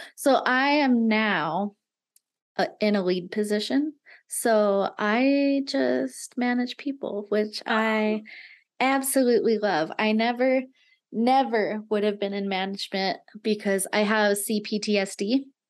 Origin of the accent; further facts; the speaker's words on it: Nevada, United States; i had always grown up in little tiny towns in nevada